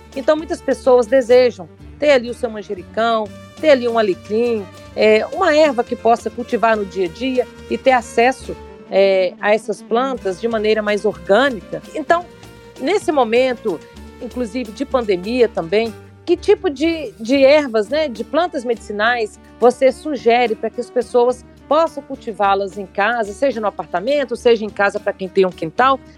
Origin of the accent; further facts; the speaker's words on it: Minas Gerais, Brazil; also born or lived in Belo Horizonte; Eu sou de Minas, estou aqui em Belo Horizonte